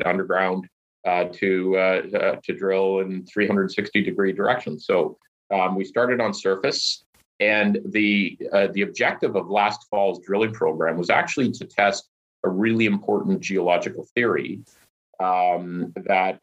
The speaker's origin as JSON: {"language": "English", "town": "Stewart", "region": "British Columbia", "country": "Canada", "tie": "born or raised there", "said": "I grew up in Stewart, British Columbia"}